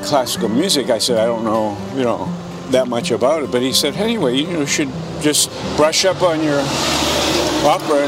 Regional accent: Milford, Massachusetts, United States; moved away as an adult; also born or lived in California; I came back here to my home in Milford

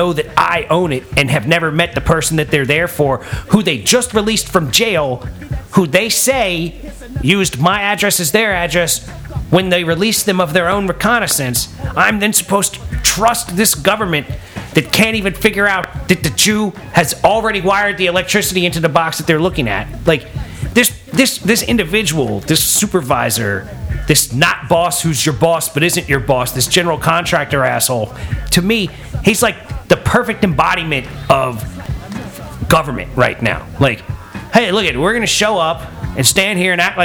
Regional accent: United States; we wonder as American citizens

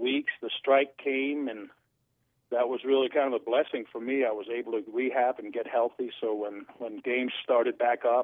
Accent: Denmark; moved away; I'm from Denmark

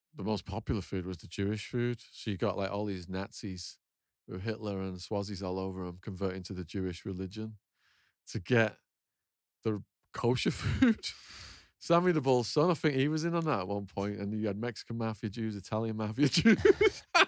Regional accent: Northern England, United Kingdom; moved away as an adult; also born or lived in Arizona, United States; my hometown, and I, I've been away for sixteen, seventeen years

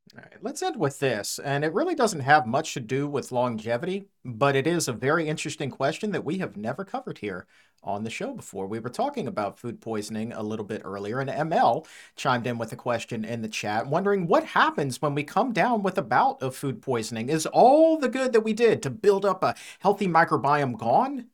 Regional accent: Norfolk, Virginia, United States; Norfolk, Virginia, my hometown

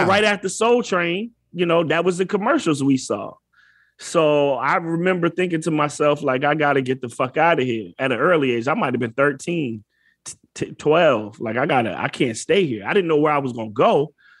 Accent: Fayetteville, North Carolina, United States; born or raised there; also born or lived in Detroit, Michigan

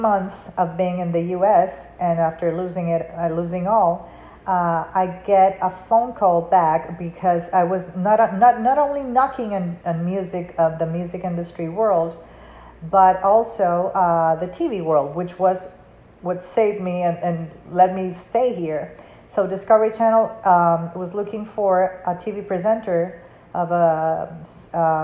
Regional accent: Panama; first language Spanish; English is a second language; moved away; it's not my first language, it's my third, because I was born and raised in Panama, so I speak Spanish

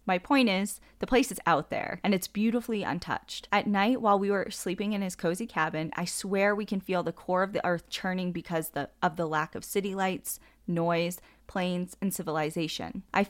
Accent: San Diego, California, United States; I grew up in San Diego, hunting snakes during the day and scorpions at night in the desert badlands of Borrego Springs and Ocotillo Wells.

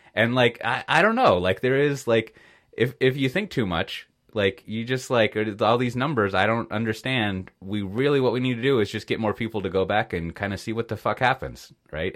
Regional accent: United States; moved away; as an American, an expat American

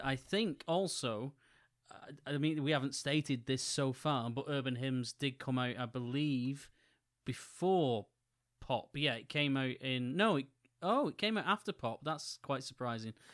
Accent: Wigan, North West England, United Kingdom; in my hometown

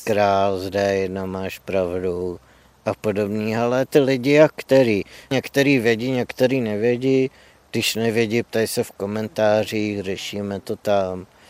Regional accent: Louny, Ústí nad Labem Region, Czechia; pocházím z Loun, což je malé město severozápadně od Prahy

